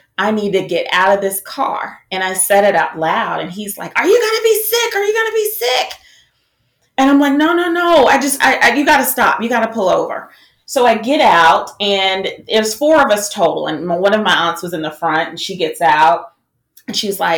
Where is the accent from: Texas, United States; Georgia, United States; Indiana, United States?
Georgia, United States; Marietta; moved away as an adult; also born or lived in Atlanta, Georgia; So I was born in Atlanta, raised in Marietta